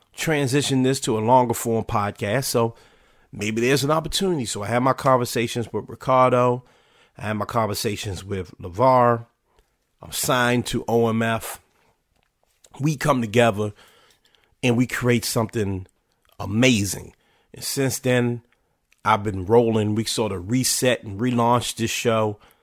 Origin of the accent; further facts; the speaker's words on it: Washington, District of Columbia, United States; my hometown, then called Washington Redskins